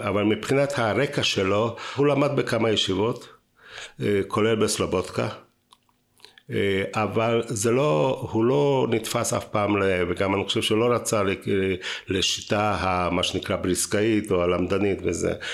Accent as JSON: {"language": "Hebrew", "town": "Bratislava", "region": "Bratislava Region", "country": "Slovakia", "tie": "born or raised there", "moved": "yes", "lives_now": "Israel", "said": "לא נולדתי בארץ, אני נולדתי ב- אה, פרסבורג, עיר- עיר- עיר של חתם סופר"}